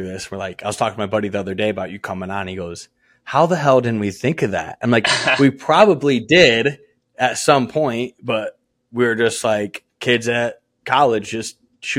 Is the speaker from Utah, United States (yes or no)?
no; Michigan, United States; I'm from Michigan.